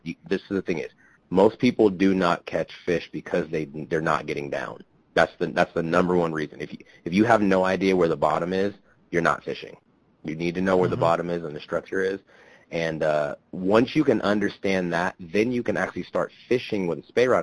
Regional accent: Kansas, United States; moved away; I grew up in Kansas

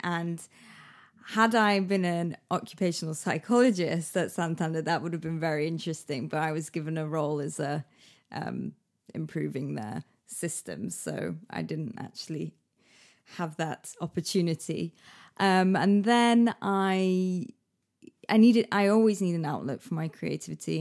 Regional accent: Manchester, North West England, United Kingdom; moved away as an adult; also born or lived in Liverpool; now in London, United Kingdom; I was born in Manchester. Um, I left there when I was eighteen to go to university in Liverpool

